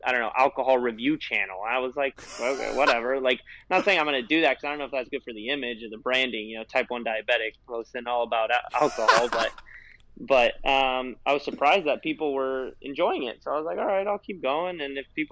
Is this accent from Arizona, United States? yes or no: no; California, United States; I'm from California.